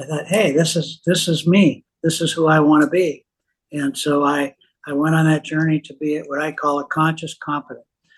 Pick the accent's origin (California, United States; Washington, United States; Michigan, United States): Washington, United States; Seattle; I was born in Seattle. My parents were both immigrants. My dad had a small mom and pop grocery store in the Seattle area. So I learned retail from a very early age